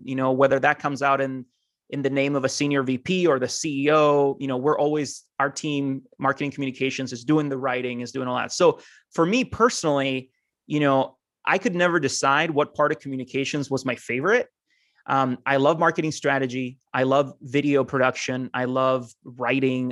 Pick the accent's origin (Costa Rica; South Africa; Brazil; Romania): Costa Rica; moved away as an adult; also born or lived in Argentina / Mount Vernon, Ohio; now in United States; I'm originally from Argentina, um, grew up in Costa Rica, though, and now I live in the U S